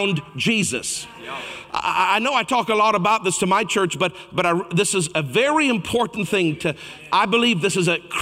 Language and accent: English; Canada; I'm Canadian.